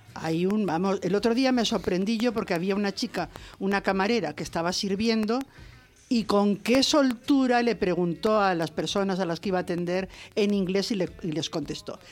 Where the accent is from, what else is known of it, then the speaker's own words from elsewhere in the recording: Spain; yo soy española